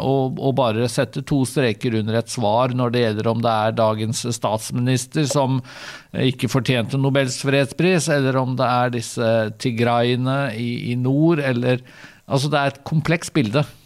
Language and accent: Norwegian; Vestfold, Norway; jeg er jo fra, fra Vestfold